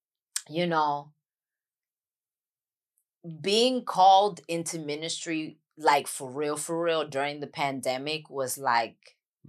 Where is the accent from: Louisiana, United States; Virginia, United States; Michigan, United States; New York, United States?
New York, United States; New York City; accent: New York; first language English; moved away as an adult; now in Los Angeles, United States; I'm from the Bronx and I'm Latin.